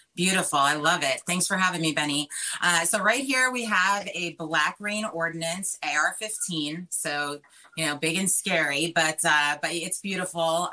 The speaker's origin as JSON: {"language": "English", "area": "Long Island", "region": "New York", "country": "United States", "tie": "born or raised there", "moved": "yes", "lives_now": "Florida, United States", "said": "I grew up in Long Island. That's where I'm from."}